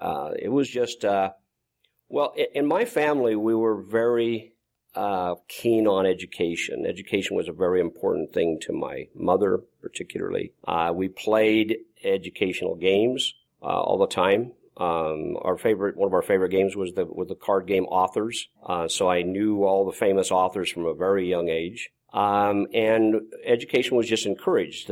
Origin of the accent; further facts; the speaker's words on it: Malta, Idaho, United States; I grew up in Malta, Idaho